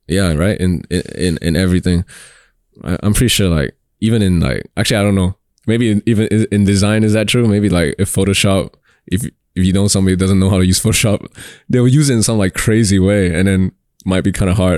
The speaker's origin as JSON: {"language": "English", "country": "Singapore", "said": "I'm Singaporean"}